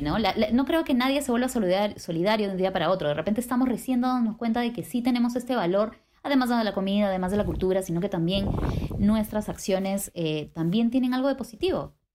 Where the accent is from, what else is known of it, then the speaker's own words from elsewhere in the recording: Peru; nosotros como peruanos